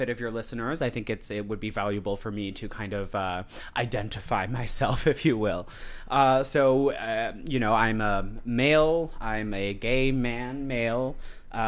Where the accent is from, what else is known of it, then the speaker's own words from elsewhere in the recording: Moncton, New Brunswick, Canada; I was born in New Brunswick, born and raised in New Brunswick, in the most cosmopolitan city in New Brunswick, the grand old city of Moncton